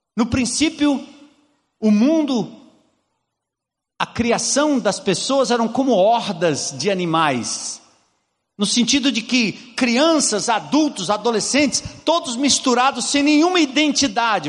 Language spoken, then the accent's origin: Portuguese; Brazil; nós, como brasileiros